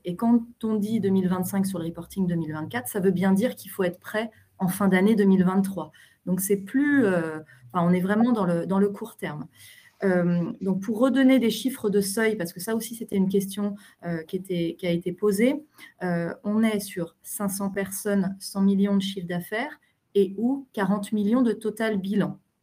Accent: France; on est habitué en tant que Français

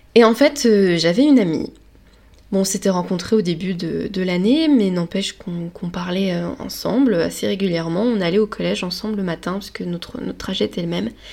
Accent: Lorraine, Grand Est, France; je viens de Lorraine

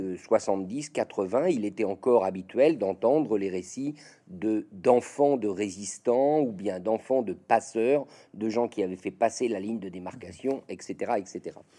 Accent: Nièvre, Bourgogne-Franche-Comté, France; j'ai grandi aux côtés de ma mère, et il se trouve que j'ai grandi dans la Nièvre, au centre de la France

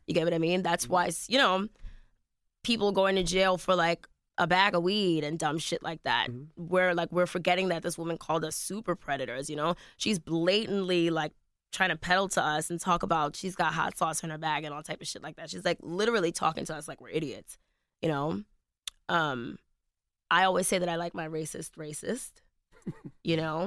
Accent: United States; I'm also an American.

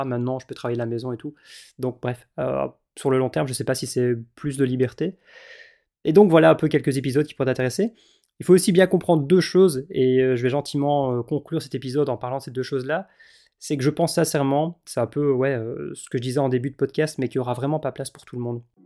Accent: Belgium; en tant que belge

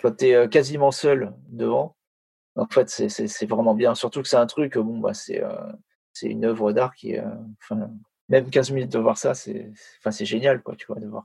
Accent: France; en tant que Français

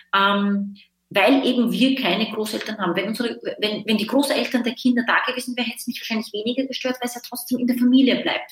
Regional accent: Linz, Upper Austria, Austria; moved away as an adult; also born or lived in Vienna, Austria; now in Berlin, Germany; Ich komme aus Österreich, äh, ich, ich komme ursprünglich aus Linz, eine mittelgroße Stadt und habe aber in Wien gelebt.

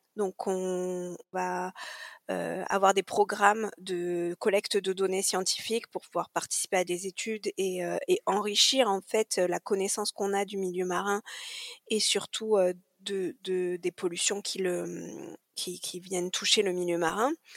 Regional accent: Corsica, France; moved away; also born or lived in Marseille; j'ai grandi en Corse

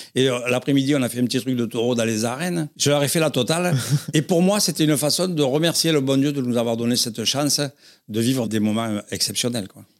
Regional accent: Arles, Provence-Alpes-Côte d'Azur, France; Je suis né en Arles, j'ai grandi là-bas, j'ai grandi avec les Gitans

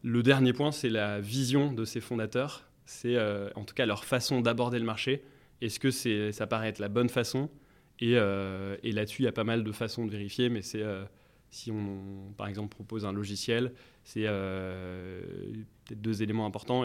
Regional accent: Paris, Île-de-France, France; je suis parisien

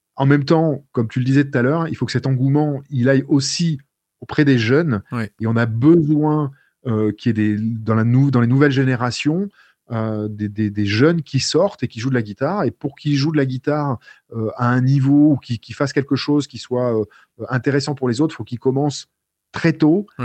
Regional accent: France; je suis français

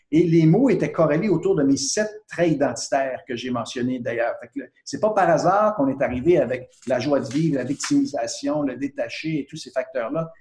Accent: Quebec, Canada; ici au Québec, on est issu d'une culture française

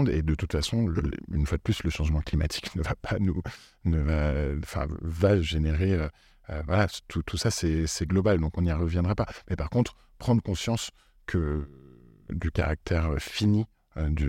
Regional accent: Italy; accent: Italian; French is a second language; excusez-moi pour mon accent italien

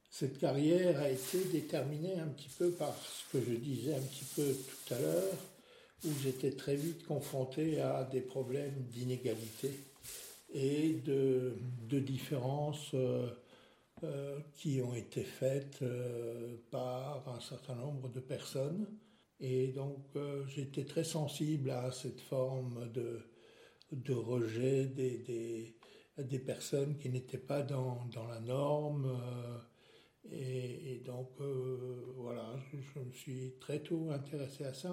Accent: Benfeld, Grand Est, France; first language Alsatian and German; French is a second language; moved away as an adult; also born or lived in Erstein / Strasbourg / Metz / Amiens; je suis né à Irstein et j'ai habité pendant très longtemps à Benfeld

